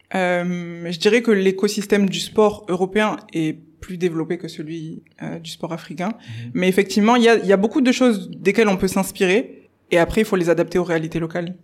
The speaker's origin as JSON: {"language": "French", "town": "Bordeaux", "region": "Nouvelle-Aquitaine", "country": "France", "tie": "born or raised there", "also_born_or_lived": "England", "said": "de Bordeaux, c'est là où je suis née, c'est là où j'ai grandi, fait mes études, etc."}